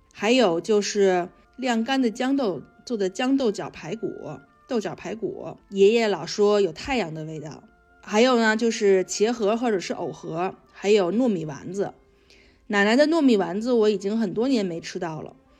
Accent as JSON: {"language": "Chinese", "region": "Beijing", "country": "China", "tie": "born or raised there", "also_born_or_lived": "Guangzhou", "moved": "as an adult", "lives_now": "United Kingdom", "said": "我是北京的"}